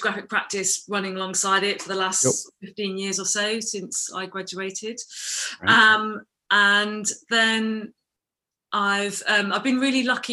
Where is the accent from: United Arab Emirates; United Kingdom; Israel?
United Kingdom; England; I grew up in England mostly